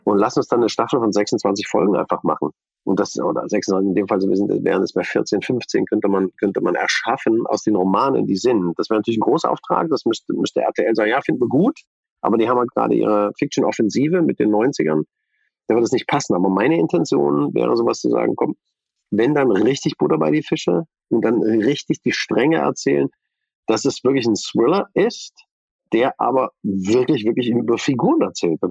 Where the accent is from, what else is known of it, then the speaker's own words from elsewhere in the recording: East Germany, Germany; bin ich Ossi